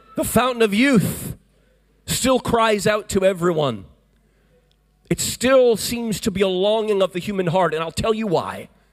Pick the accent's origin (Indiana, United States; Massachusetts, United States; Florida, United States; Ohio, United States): Florida, United States; I come from a place called Florida